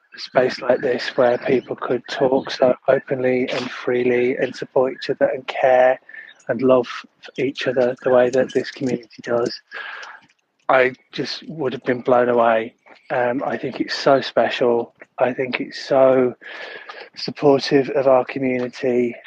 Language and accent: English; Leeds, Yorkshire and the Humber, United Kingdom; moved away as an adult; now in Sydney, Australia; I grew up in Leeds in the 80s and 90s